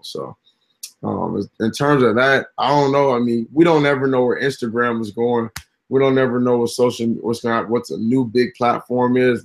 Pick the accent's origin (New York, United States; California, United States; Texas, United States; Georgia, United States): California, United States; Inglewood; also born or lived in Gardena, California; I come from Inglewood, California. Technically, Gardena, but I spent a lot of time in Inglewood. And when you grow up by the forum